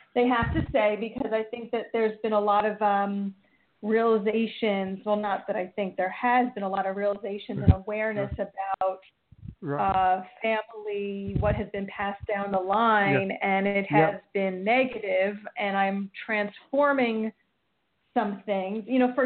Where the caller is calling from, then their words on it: New York, United States; I'm from New York.